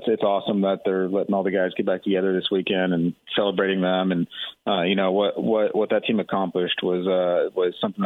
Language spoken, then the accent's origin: English; Texas, United States; Growing up in Texas, it's kind of one of the things where you either grew up being an Aggie or you grew up hating them